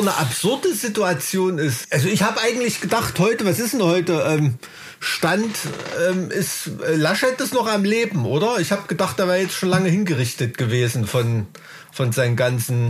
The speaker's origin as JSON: {"language": "German", "region": "Thuringia", "country": "Germany", "said": "hier in Thüringen"}